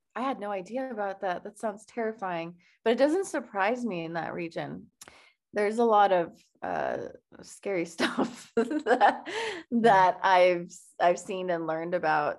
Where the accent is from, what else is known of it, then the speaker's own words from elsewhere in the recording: Iran; moved away; growing up in Iran